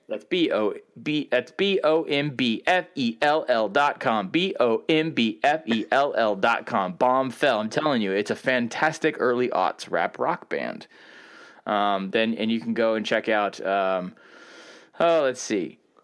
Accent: the South, United States; I still am Southern

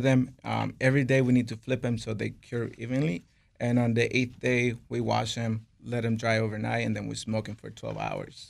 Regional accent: Connecticut, United States; moved away as an adult; now in Washington, D.C., United States; I grew up in Connecticut

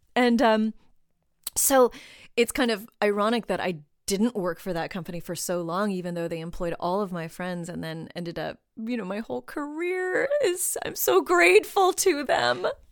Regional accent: Southern California, United States; I grew up in Southern California too

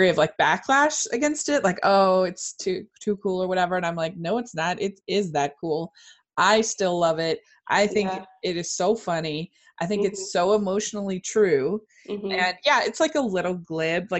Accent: Maryland, United States; I grew up in Maryland

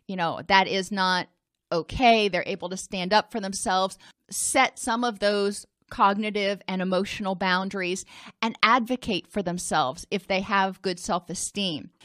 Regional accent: Indianapolis, Indiana, United States; I grew up in Indianapolis

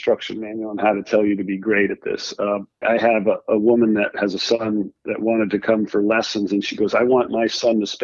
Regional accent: Rhode Island, United States; I grew up in Rhode Island, where I am now

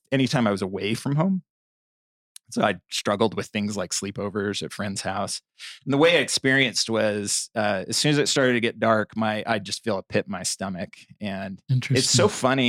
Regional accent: Bountiful, Utah, United States; also born or lived in Provo, Utah; I grew up in Bountiful, Utah

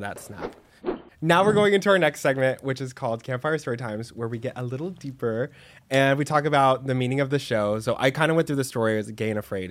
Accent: Dallas, Texas, United States; now in Los Angeles, United States; I'm from Texas

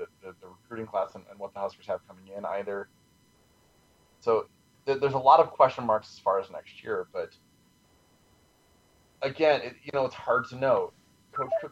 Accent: Denver, Colorado, United States; I'm from Denver. I'm a big Broncos fan

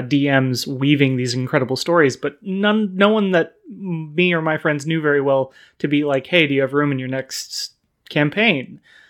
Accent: Sacramento, California, United States; growing up in Sacramento, we had a couple of really amazing comic book shops that all had kind of a tabletop investment to them.

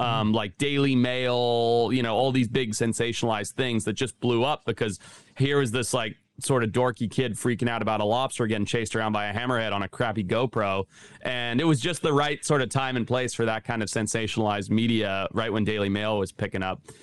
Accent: Zimbabwe; moved away; growing up in Zimbabwe

